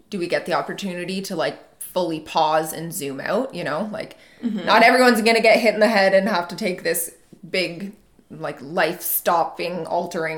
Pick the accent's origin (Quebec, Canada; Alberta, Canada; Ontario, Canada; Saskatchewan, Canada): Ontario, Canada; Muskoka; my hometown in the Muskoka area